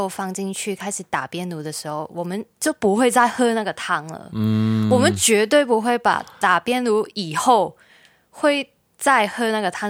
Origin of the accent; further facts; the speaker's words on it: Hong Kong; 我们香港人